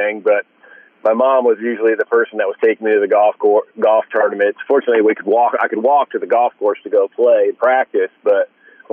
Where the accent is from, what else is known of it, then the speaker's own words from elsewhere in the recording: Central Florida, United States; also born or lived in New Jersey; I was born in New Jersey, but I really don't remember a day there. My parents moved to Central Florida when I was about 3 years old